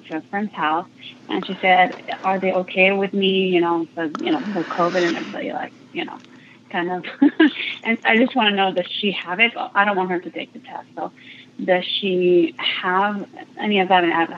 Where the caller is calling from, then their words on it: California, United States; I'm calling from Orange County, California.